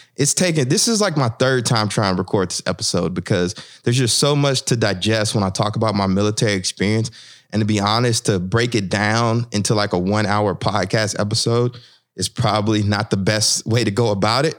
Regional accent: the South, United States; growing up in the South

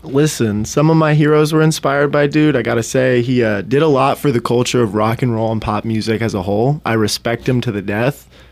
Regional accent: Ketchikan, Alaska, United States; also born or lived in Detroit, Michigan; born and raised in Ketchikan. Been here almost my whole life.

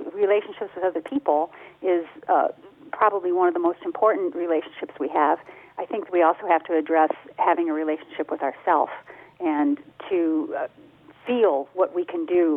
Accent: Detroit, Michigan, United States; moved away; The part I grew up in Detroit

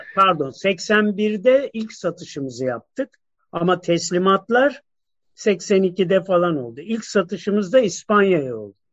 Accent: Turkey; ben bir Türk'üm

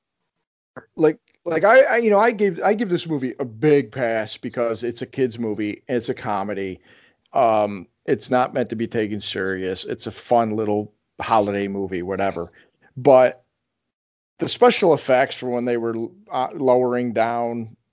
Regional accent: Rochester, New York, United States; they do something like that in my hometown. There's uh, Kodak is uh, from there, and they have the big Kodak Tower

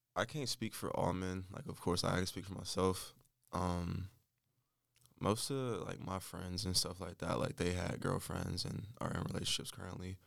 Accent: Winston-Salem, North Carolina, United States; also born or lived in Michigan / Charlotte, North Carolina; I'm from Michigan, but I moved to North Carolina when I was nine

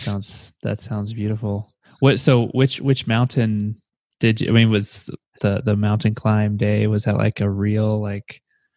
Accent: United States; I can't do the meters calculation off the top of my head because I'm an American.

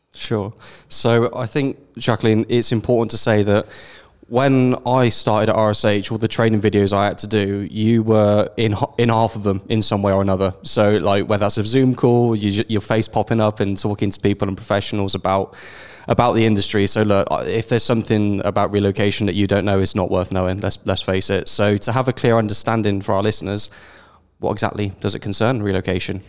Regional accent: United Kingdom; now in Netherlands; as a British person

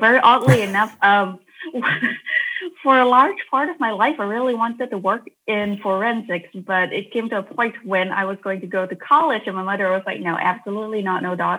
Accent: Malaysia; growing up in Malaysia

